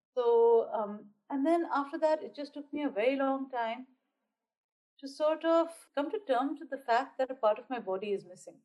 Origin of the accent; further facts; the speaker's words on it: Bahrain; also born or lived in India; I live in Bahrain, which is a small island nation very close to Saudi Arabia, but nothing like Saudi Arabia. And uh, so I am an Indian by origin, but because we've been over here for a very long time, I am Bahraini